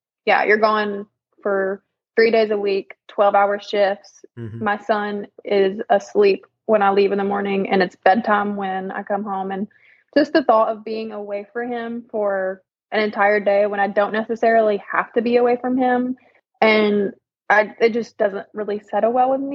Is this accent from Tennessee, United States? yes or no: no; Birmingham, Alabama, United States; I'm from Birmingham, Alabama